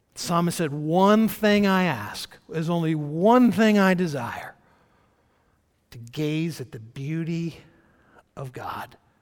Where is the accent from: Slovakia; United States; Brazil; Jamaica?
United States; Georgia; moved away; I'm kind of a, I guess, an old country boy. I was born in Georgia and lived there for the first number of years of my life.